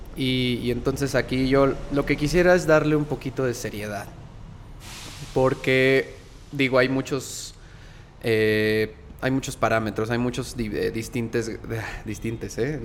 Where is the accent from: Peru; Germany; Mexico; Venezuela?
Mexico; Mexico City; crecí en el centro, crecí en La Juárez